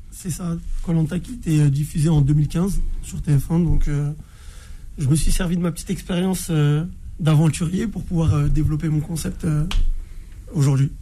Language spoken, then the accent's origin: French; Orly, Île-de-France, France; je suis originaire pardon, de Orly dans le 94.